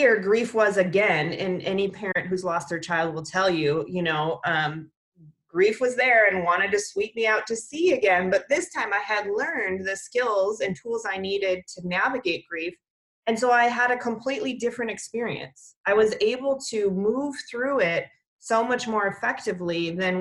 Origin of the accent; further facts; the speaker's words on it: Minnesota, United States; I grew up in Minnesota